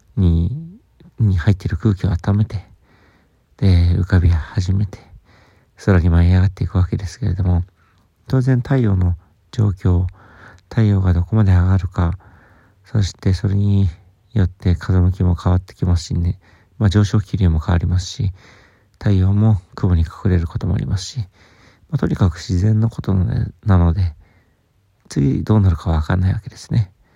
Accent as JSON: {"language": "Japanese", "town": "Sapporo", "region": "Hokkaido", "country": "Japan", "tie": "born or raised there", "also_born_or_lived": "Tokyo", "moved": "yes", "said": "僕は札幌出身"}